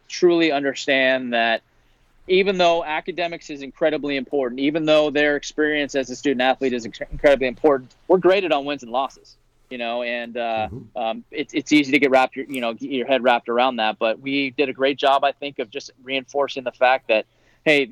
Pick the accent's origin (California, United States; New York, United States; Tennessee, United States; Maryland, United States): California, United States; Bay Area; I grew up in the Bay Area.